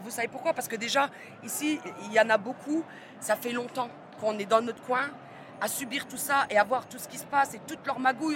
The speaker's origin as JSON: {"language": "French", "town": "Reims", "region": "Grand Est", "country": "France", "said": "je viens de Reims"}